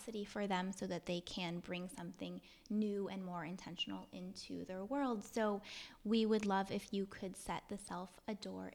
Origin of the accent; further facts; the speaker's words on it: East Coast, United States; now in Los Angeles, United States; I grew up on the East Coast, like totally out of a big city as well